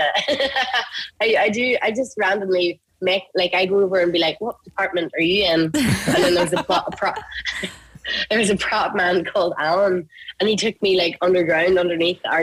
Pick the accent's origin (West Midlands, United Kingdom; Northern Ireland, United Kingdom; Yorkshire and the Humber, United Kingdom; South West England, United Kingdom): Northern Ireland, United Kingdom; near Gulladuff / Maghera area; you're from near where I'm from. We grew up and come from like humble families